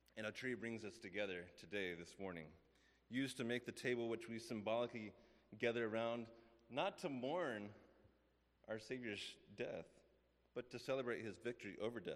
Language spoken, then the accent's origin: English; West Texas, United States; I grew up in West Texas